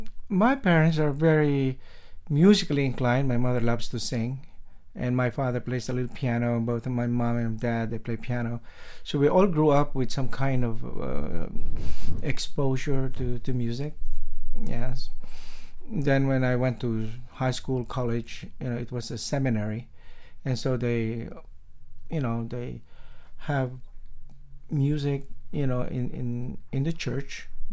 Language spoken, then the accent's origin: English; Philippines; In the Philippines, in the islands. So I've got that influence of, you know, the tropical mood and flavor.